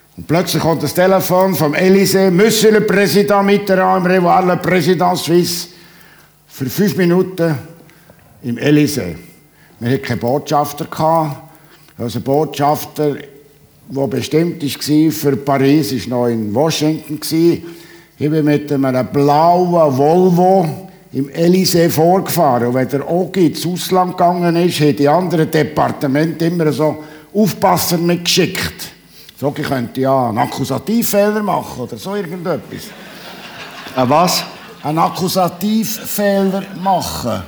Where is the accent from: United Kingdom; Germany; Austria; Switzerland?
Switzerland; Bernese Oberland; als Berner Oberländer